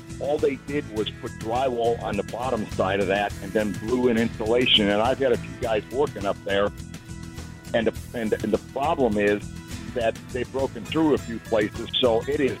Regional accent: Midwest, United States; now in Garland, United States; I come from the Midwest

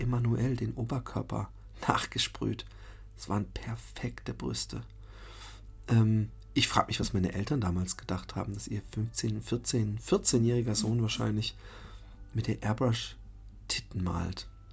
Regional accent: Waldbronn, Baden-Württemberg, Germany; Ich bin in Waldbronn-Busenbach aufgewachsen bin aber aufs Bismarck-Gymnasium in Karlsruhe gefahren

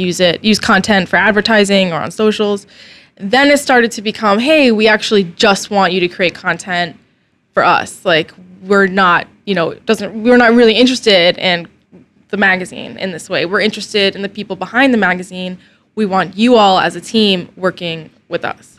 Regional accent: Snellville, Georgia, United States; also born or lived in Alpharetta, Georgia / Athens, Georgia; I was born in Alpharetta, but I grew up mainly in a terrible little town called Snellville

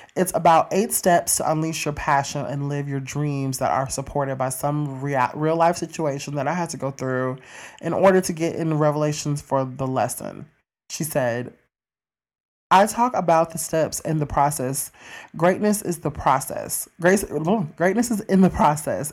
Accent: Mississippi, United States; my hometown, Mississippi

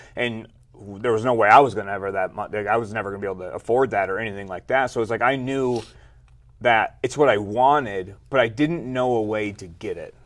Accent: Flint, Michigan, United States; I was born and raised in Flint, Michigan

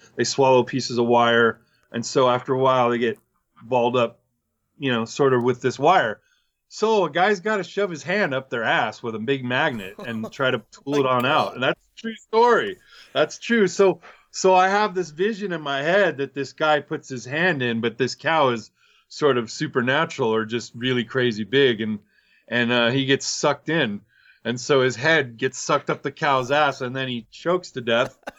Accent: Chino, California, United States; I came from Chino

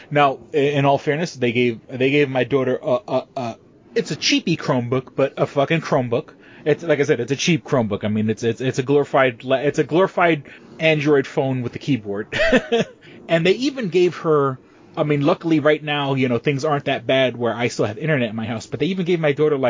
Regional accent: Northern US, United States; growing up, being a Northerner, being a Yankee, you know, it always blew my mind that kids started early.

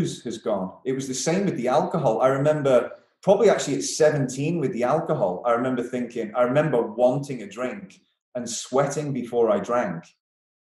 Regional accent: Isle of Man; moved away as an adult; also born or lived in Derby

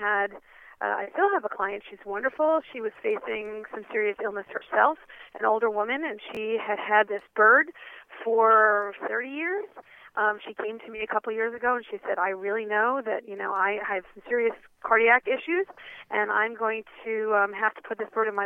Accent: New York City, New York, United States; I grew up in New York City on the eighth story of a high-rise building on the Upper East Side

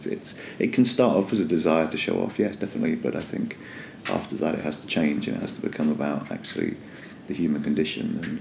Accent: Northern Ireland, United Kingdom; accent: Northern Irish; I come from Northern Ireland.

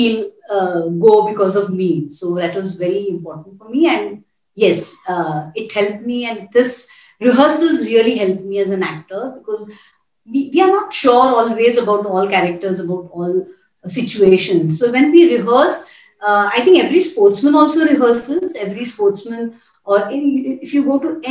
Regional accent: Mumbai, Maharashtra, India; also born or lived in Delhi; I'm a Maharashtrian, I'm born and brought up in Bombay

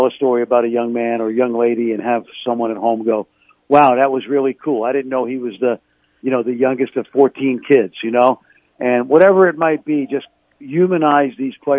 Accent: New York City, New York, United States; I've had a great deal of passion for the game since I was a kid growing up in New York City.

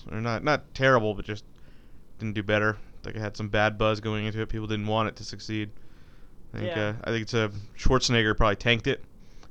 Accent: Michigan, United States; I'm from Michigan, and I can tell you that all the small town Michigan people are gonna vote

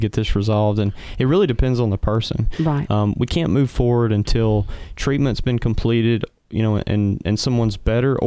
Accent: the Shoals area, Alabama, United States; now in Huntsville, United States; I'm originally from the Shoals

